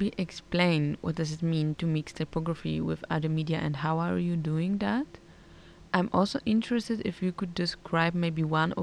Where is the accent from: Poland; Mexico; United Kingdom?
Poland; now in Netherlands; I'm coming from Poland, where art schools tend to be very conservative